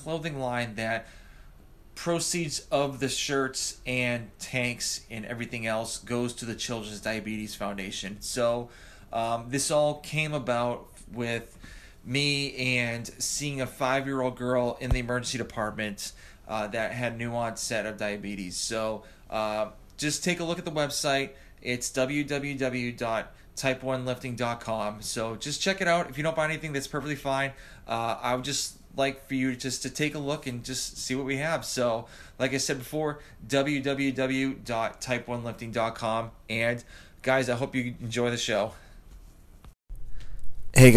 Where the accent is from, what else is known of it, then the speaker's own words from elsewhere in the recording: Georgia, United States; I'm from Georgia, where pretty much where I live